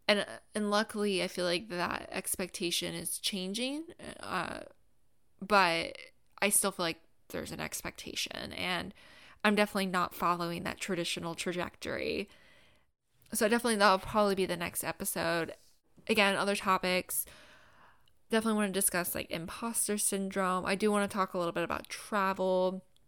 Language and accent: English; Gainesville, Florida, United States; moved away as an adult; also born or lived in South Carolina / Jacksonville, Florida / Washington, D.C. area; I was born and raised in Gainesville, Florida